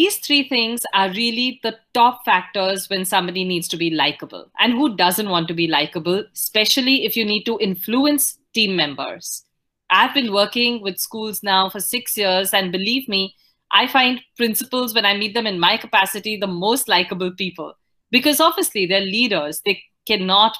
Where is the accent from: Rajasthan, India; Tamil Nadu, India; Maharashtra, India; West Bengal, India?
Maharashtra, India; Pune; also born or lived in northern India; I grew up in Pune in Maharashtra, but I am otherwise from the northern part of the country.